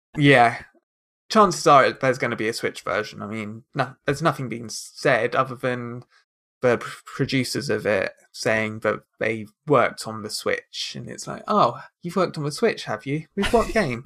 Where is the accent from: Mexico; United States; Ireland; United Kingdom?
United Kingdom; I am very British